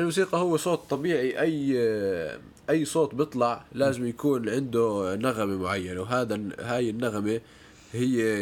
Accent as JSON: {"language": "Arabic", "country": "Jordan", "tie": "born or raised there", "moved": "as an adult", "said": "مواليد الاردن ويعني سكان الاردن ل 18 سنه"}